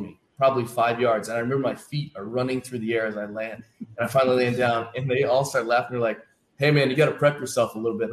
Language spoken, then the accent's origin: English; Bloomington, Indiana, United States; now in Cleveland, United States; I grew up in Bloomington, Indiana